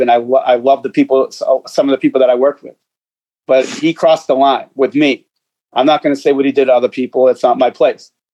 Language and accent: English; Boston, Massachusetts, United States; I grew up in Boston, state of Massachusetts